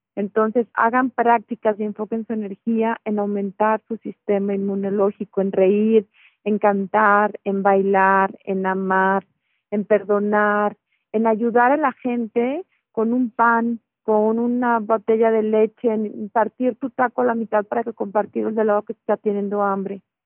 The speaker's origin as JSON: {"language": "Spanish", "country": "Mexico", "said": "somos mexicanos"}